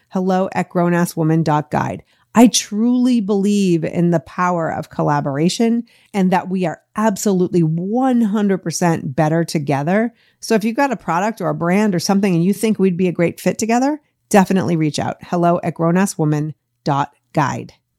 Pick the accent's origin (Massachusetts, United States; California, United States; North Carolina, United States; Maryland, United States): Massachusetts, United States; Boston; moved away as an adult; now in Los Angeles, United States; I grew up in Boston, the eleventh of thirteen kids, before moving to L A twenty-seven years ago this week